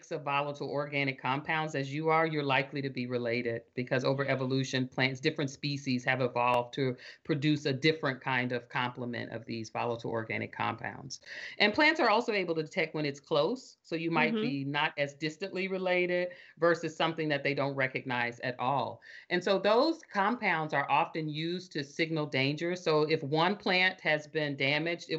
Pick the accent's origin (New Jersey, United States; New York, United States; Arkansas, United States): Arkansas, United States; I'm from Arkansas. I can recognize the Southern accent of my relatives